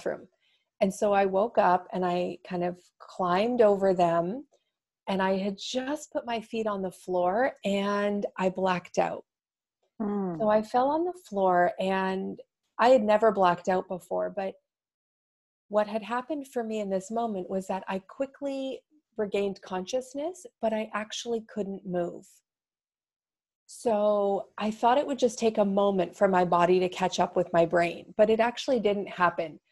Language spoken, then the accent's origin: English; Toronto, Ontario, Canada; moved away as an adult; now in Seattle, United States; I'm from Toronto, so it's a hugely diverse city